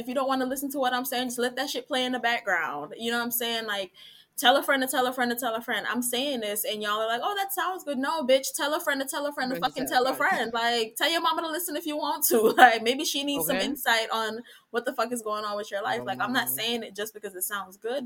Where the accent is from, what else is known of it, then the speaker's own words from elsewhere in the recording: Jamaica; we're Jamaican